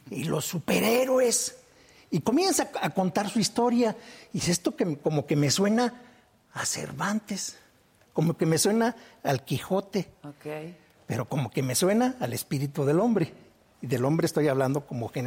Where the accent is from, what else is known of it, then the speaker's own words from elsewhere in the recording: Celaya, Guanajuato, Mexico; also born or lived in Apaseo; Celaya, una ciudad que se ha visto muy golpeada, que nos hemos visto muy golpeados. Yo nací en Apaseo, pero soy